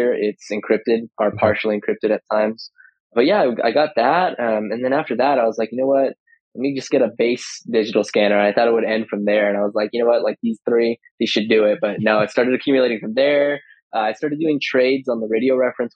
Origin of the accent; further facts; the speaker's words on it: California, United States; I'm from California. I live in Ventura County